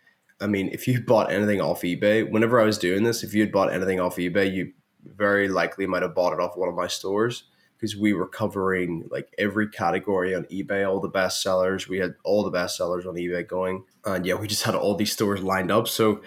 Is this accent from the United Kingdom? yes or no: yes; Northern Ireland, United Kingdom; I'm from Northern Ireland.